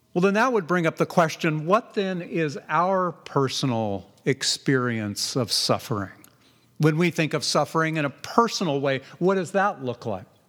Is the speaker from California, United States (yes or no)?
yes; Southern California, United States; now in Redland, Oregon, United States; I grew up in Southern California